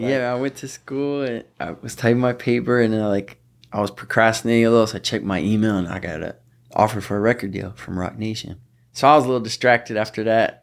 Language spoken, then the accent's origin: English; Southfield, Michigan, United States; also born or lived in Detroit; I was born in Detroit. I grew up in a suburb that borders Detroit called Southfield, Michigan